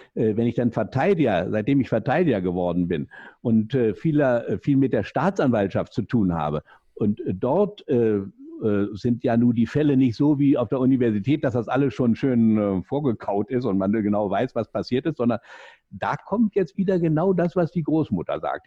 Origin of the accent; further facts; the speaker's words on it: Berlin, Germany; accent: Berlin; Sie hören ja aus meinem äh, Jargon ein bisschen raus, ich bin Berliner